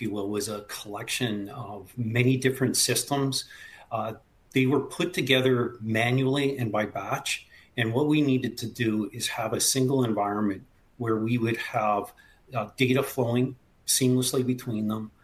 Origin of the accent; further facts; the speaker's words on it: Canada; moved away; I'm originally from Canada. The accent might give it away occasionally.